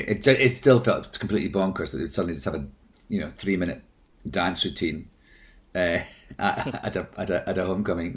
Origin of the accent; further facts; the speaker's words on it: Scotland, United Kingdom; I'm Scottish